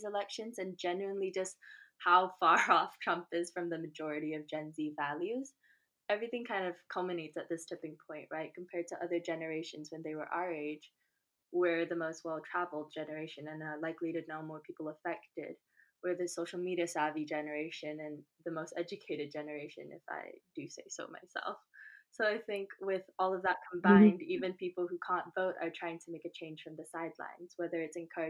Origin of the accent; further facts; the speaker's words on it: Malaysia; moved away; I am 22 and I'm originally from Malaysia